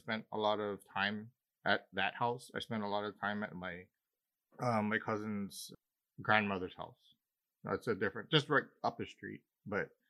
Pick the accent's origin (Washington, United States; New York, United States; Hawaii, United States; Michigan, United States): Hawaii, United States; Big Island; Growing up in Hawaii, I grew up with my extended family were almost all Visayan and Ilocano